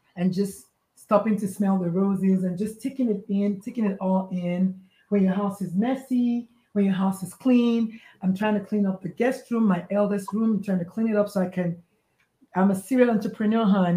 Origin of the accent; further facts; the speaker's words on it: Nigeria; moved away; I was born, bred, slightly burned, and buttered in Nigeria.